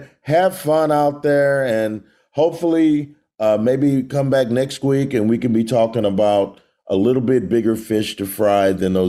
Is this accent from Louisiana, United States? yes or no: no; Dallas, Texas, United States; who I grew up watching wrestling commentary in Dallas.